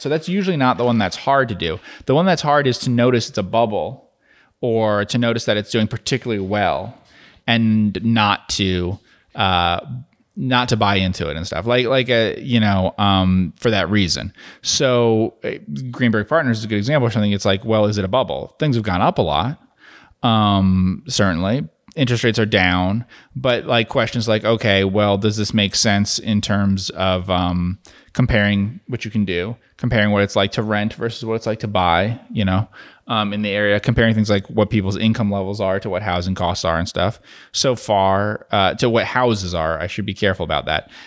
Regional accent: New Jersey, United States; now in Dallas-Fort Worth area, United States; where I grew up in New Jersey

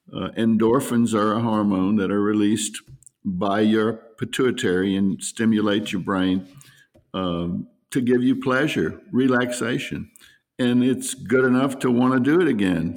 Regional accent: New Orleans, Louisiana, United States; also born or lived in Slidell, Louisiana; I'm from New Orleans and, uh, lived there for, um, twenty-one years, twenty-two years until I moved to Slidell

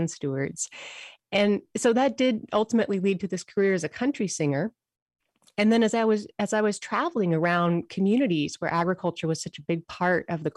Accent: Missoula, Montana, United States; moved away as an adult; now in Santa Barbara, United States; I was raised in Montana, but I was raised on the western side of the state

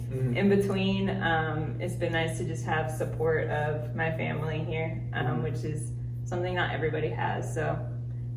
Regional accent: Dallas, Texas, United States; moved away as an adult; also born or lived in Boston, Massachusetts; moved back to Dallas. So I'm super happy to be here now, back with my family and just back in my hometown

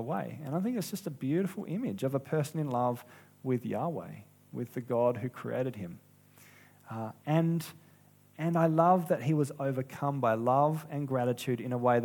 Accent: South Australia, Australia; I'm from South Australia

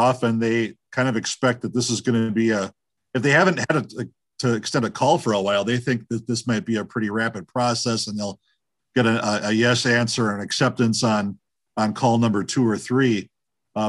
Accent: Cedarburg, Wisconsin, United States; moved away as an adult; also born or lived in North Hollywood, California / Belmont, California; now in Hubertus, United States; I grew up in Cedarburg, about 20 minutes north of Milwaukee

